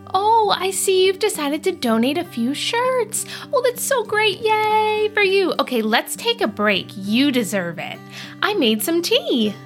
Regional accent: East Coast, United States; I grew up on the East Coast

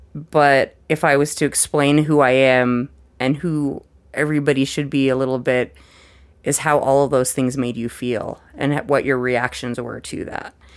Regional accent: Missoula, Montana, United States; also born or lived in Billings, Montana / Helena, Montana / Ohio; I lived in Missoula until fifth grade

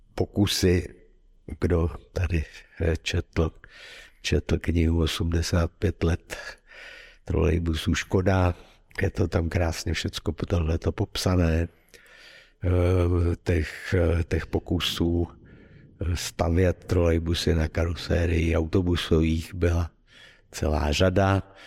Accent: Prague, Czechia; moved away as an adult; also born or lived in Ostrov; jsem původně z Prahy

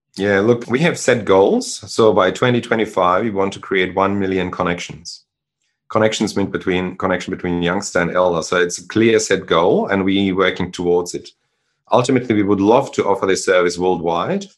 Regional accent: Germany; English is a second language; moved away as an adult; also born or lived in Czechoslovakia / Sydney, Australia; now in Australia; I grew up in Germany, but I was born in Czechoslovakia

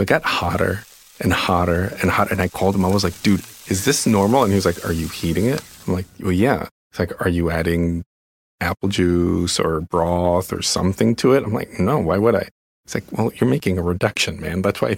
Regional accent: Mexico City, Mexico; moved away; And I grew up in Mexico City with field trips to Puebla, which is like the mole capital of the world.

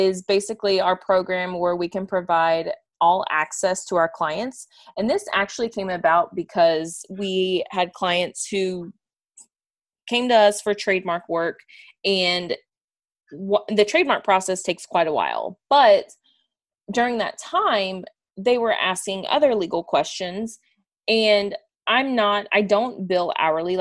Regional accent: Houston, Texas, United States; moved away as an adult; also born or lived in Cincinnati, Ohio; I'm from Houston, Texas

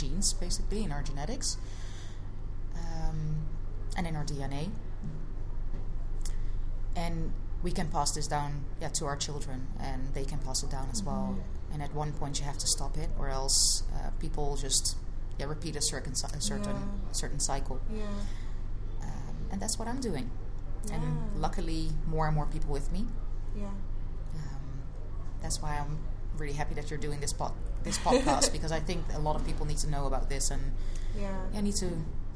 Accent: Netherlands; I was born and raised in the Netherlands, and my mother is Dutch

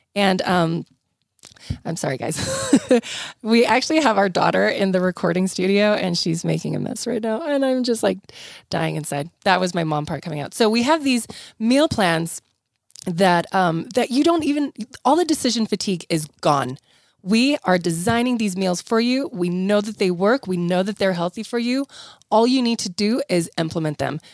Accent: South Africa; now in United States; I grew up in South Africa where we ate tons of fresh fruits and vegetables. I remember moving to the United States

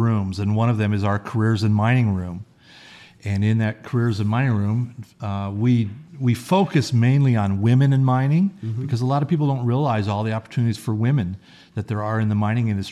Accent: Las Vegas, Nevada, United States; I grew up on the East Side. I was born and raised here as well.

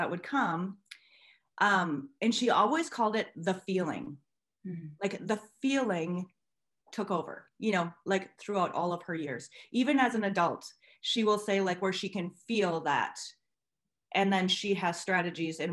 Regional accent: Minnesota, United States; I am from Minnesota in the USA.

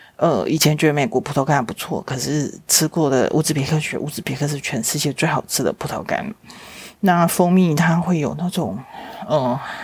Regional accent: Taiwan; 是台湾来的

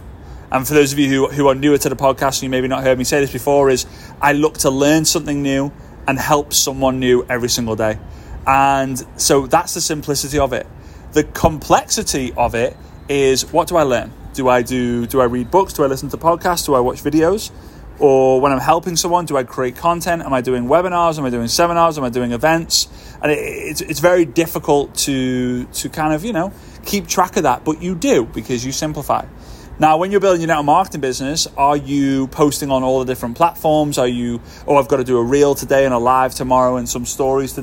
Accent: Formby, North West England, United Kingdom; moved away as an adult; now in Dubai, United Arab Emirates; Formby, which is my hometown in the northwest of the UK

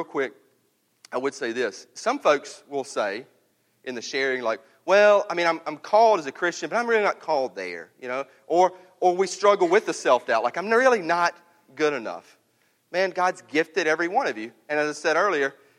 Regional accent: North Mississippi, United States; I'm from North Mississippi

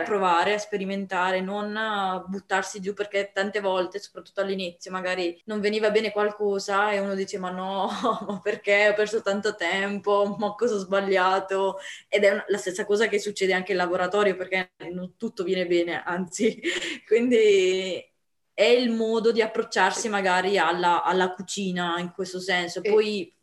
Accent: Apulia, Italy; sono pugliese

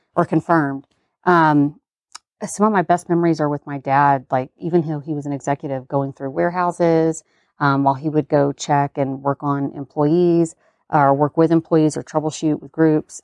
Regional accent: the South, United States; growing up in the South

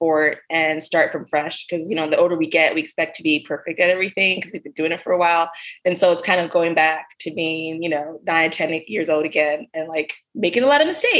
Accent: Maryland, United States; My family, they're from the Caribbean, from Dominica and Grenada. So island family, and I grew up here in Maryland, mostly was a military brat.

